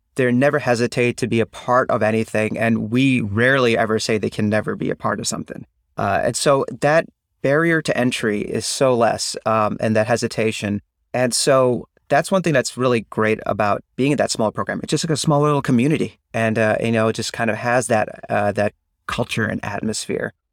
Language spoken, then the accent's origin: English; Chicago, Illinois, United States; also born or lived in Ann Arbor, Michigan; I'm actually from the Chicagoland area